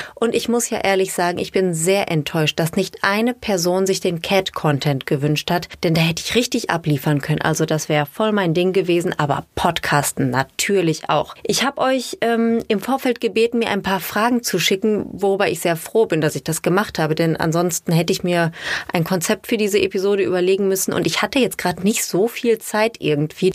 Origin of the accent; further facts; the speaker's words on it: Ruhr area, North Rhine-Westphalia, Germany; accent: Ruhrpott; Sie hat anders geredet als wir, weil sie nicht aus dem Ruhrgebiet kam